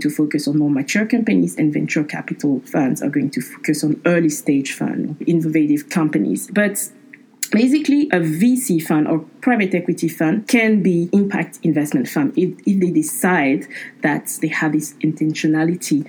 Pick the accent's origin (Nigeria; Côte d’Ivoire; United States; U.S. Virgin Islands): Côte d’Ivoire; Abidjan; moved away; they offered me the opportunity to work in Abidjan, my hometown